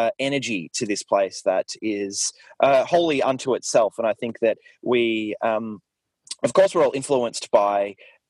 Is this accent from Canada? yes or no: no; Mornington, Victoria, Australia; I grew up in Mornington, actually, which is where I am now, which is a small town, a small beachside town